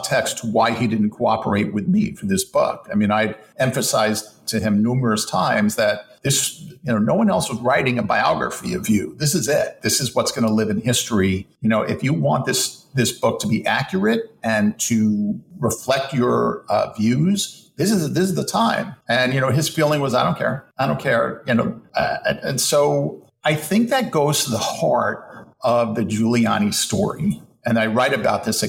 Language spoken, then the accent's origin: English; New York City, New York, United States; as a New Yorker